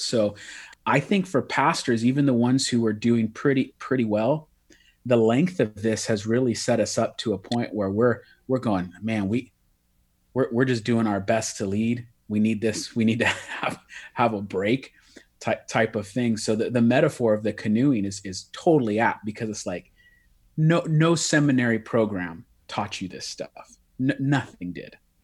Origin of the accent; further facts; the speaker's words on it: Bay Area, California, United States; I'm from the Bay Area, California